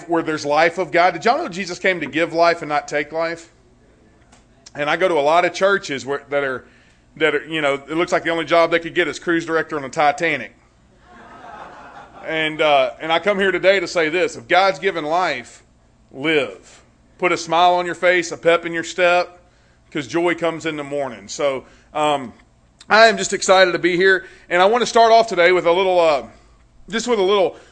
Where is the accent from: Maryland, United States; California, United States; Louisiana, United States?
Louisiana, United States; now in Conroe, United States; I was born and raised in Louisiana, though, so if you have a hard time understanding me, that's probably why.